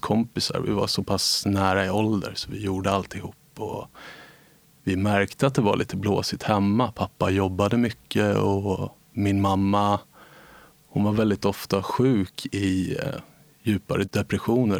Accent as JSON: {"language": "Swedish", "town": "Nacka", "region": "Stockholm County", "country": "Sweden", "tie": "born or raised there", "said": "Jag växte upp i Nacka"}